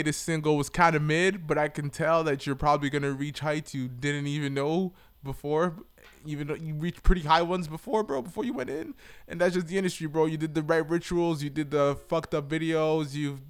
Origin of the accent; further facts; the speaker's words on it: New York, United States; I'm from New York. I'm the king of New York.